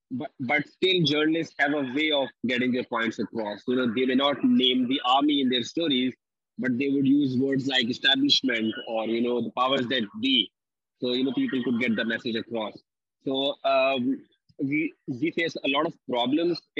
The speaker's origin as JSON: {"language": "English", "country": "Pakistan", "said": "I'm from Pakistan."}